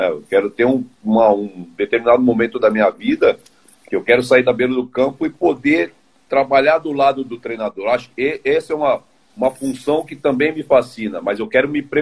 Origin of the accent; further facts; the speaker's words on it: São Paulo, Brazil; Não sou de Brasília, sou de São Paulo, São Paulo capital.